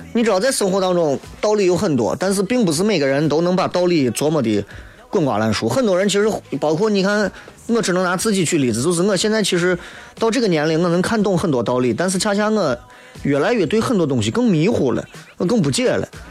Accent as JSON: {"language": "Chinese", "region": "Shaanxi", "country": "China", "said": "我是陕西人"}